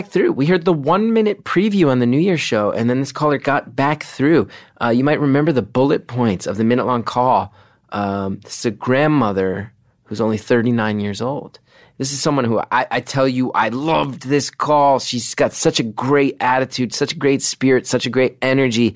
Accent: New York, United States; my New Yorkers, my hometown, my home base, my people

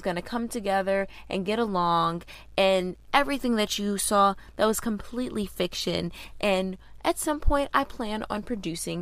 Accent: Georgia, United States; we're from Georgia

